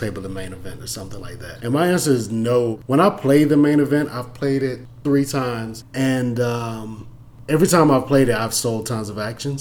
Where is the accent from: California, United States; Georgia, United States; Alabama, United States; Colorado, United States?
Georgia, United States; Atlanta; I'm from Atlanta